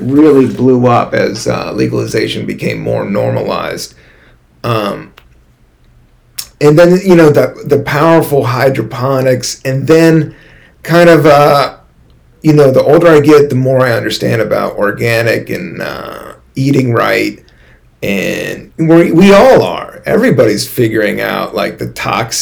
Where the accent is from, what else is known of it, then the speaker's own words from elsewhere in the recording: Washington, District of Columbia, United States; also born or lived in Virginia / California; now in New York City, United States; my home state, Washington, D.C. Not Virginia. I did live in Virginia for a minute.